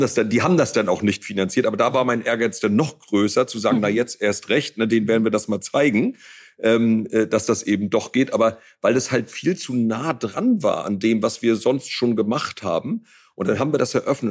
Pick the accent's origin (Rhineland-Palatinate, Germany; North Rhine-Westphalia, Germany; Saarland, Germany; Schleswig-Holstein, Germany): Schleswig-Holstein, Germany; Ostholstein; also born or lived in near Rostock; als meine Schwester Ulrike und ich äh, geboren wurden, also wir sind quasi auf dem Erdbeerfeld zur Welt gekommen